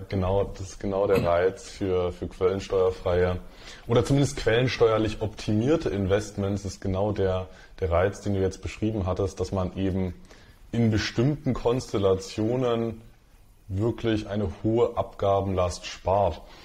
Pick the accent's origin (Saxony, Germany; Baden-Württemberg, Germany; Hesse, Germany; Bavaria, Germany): Saxony, Germany; Dresden; Ich bin in, bin in Dresden aufgewachsen